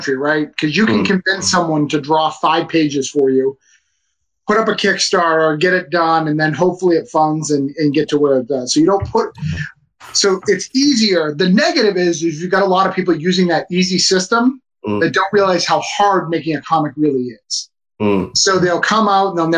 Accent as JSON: {"language": "English", "town": "Rochester", "region": "New Hampshire", "country": "United States", "said": "I'm from Rochester, New Hampshire"}